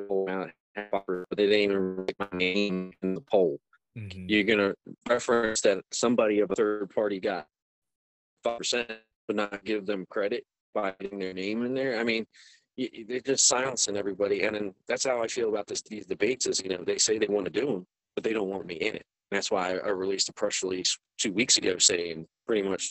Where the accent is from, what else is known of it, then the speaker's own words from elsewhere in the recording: Pennsburg, Pennsylvania, United States; I'm from Pennsburg, so like northeast Pennsylvania, about like 20-30 minutes north of Philadelphia